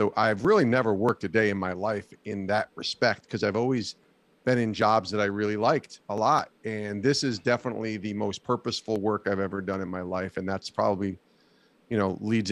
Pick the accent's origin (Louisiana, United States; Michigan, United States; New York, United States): New York, United States; Albany; moved away as an adult; I was a local radio producer out of college for 3 years at a news talk station in Albany, New York, which I loved working there. It was in my backyard, in my hometown